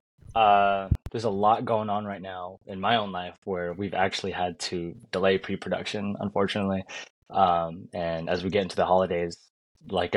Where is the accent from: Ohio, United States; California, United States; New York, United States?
California, United States; I'm from California